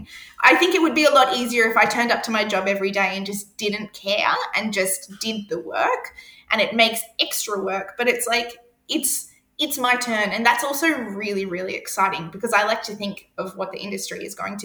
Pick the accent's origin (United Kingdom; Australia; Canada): Australia; Queensland; I come from Queensland